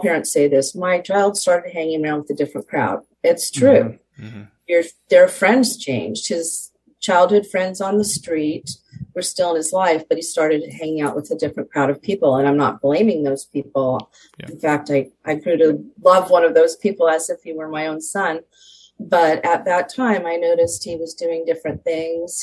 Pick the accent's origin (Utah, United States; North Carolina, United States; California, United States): California, United States; Southern; I was born and raised in Southern California.